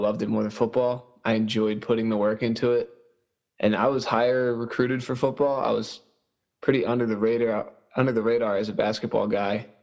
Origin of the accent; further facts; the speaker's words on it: Perkiomen Valley, Pennsylvania, United States; I graduated from Perkiomen Valley in 2017.